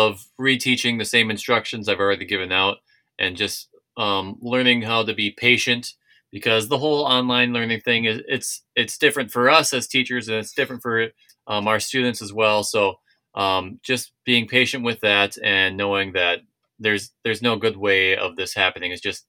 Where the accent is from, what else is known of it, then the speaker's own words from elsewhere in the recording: Minnesota, United States; moved away; when I moved here from Minnesota, yes, it was still hard for me to watch games, but I found a way.